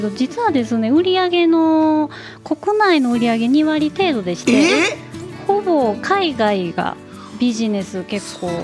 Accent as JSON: {"language": "Japanese", "region": "Kyoto", "country": "Japan", "tie": "born or raised there", "said": "私が京都出身"}